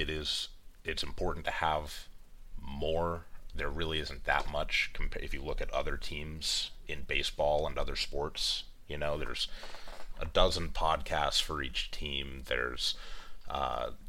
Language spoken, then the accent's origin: English; East Bay, California, United States; I grew up in the East Bay. I lived there for almost all of my life, about 10 to 15 minutes away from